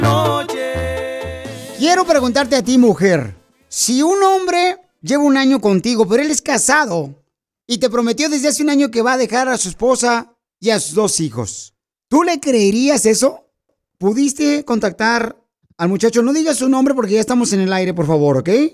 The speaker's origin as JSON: {"language": "Spanish", "town": "Ocotlán", "region": "Jalisco", "country": "Mexico", "also_born_or_lived": "Italy", "moved": "yes", "said": "Yo soy de Ocotlán, aunque primeramente nací en Italia"}